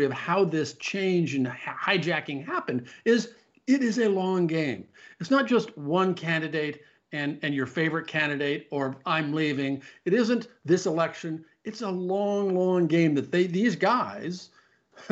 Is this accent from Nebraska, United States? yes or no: yes; Omaha, Nebraska, United States; Warren Buffett, whom I've known for a long time because I grew up in Omaha, where he still lives